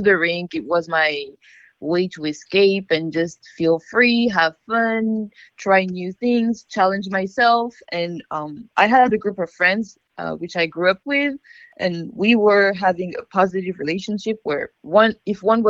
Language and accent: English; outside of Paris, Île-de-France, France; moved away as an adult; now in United States; I started skating in a little city a little bit outside of Paris. It's my hometown